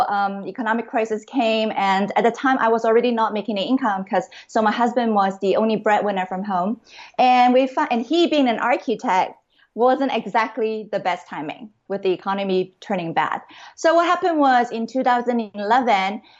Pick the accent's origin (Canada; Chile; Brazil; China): Canada; Vancouver, British Columbia; moved away as an adult; also born or lived in Hong Kong / Seattle, United States; I was really born in Hong Kong. And I grew up in Canada, in Vancouver, the beautiful West Coast Vancouver.